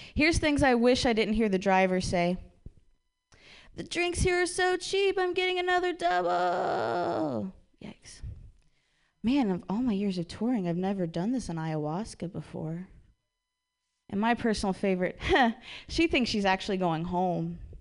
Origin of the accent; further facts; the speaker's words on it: Ohio, United States; I'm from Ohio